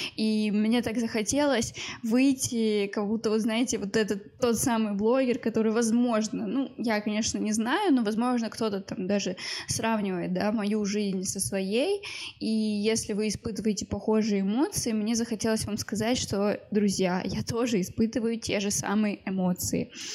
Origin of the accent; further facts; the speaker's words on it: Moscow, Russia; мне 23 года, я из Москвы